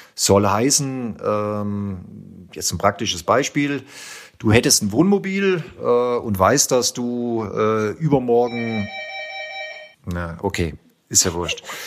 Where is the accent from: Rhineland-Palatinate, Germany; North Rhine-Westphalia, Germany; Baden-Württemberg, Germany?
Baden-Württemberg, Germany; Tettnang; aus Tettnang, also aus meiner Heimat, äh, sprich 20 Kilometer vom, vom Bodensee entfernt